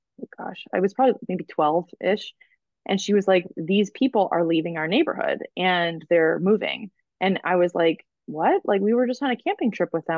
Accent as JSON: {"language": "English", "region": "Michigan", "country": "United States", "tie": "born or raised there", "said": "when I was growing up in Michigan, I was part of this neighborhood"}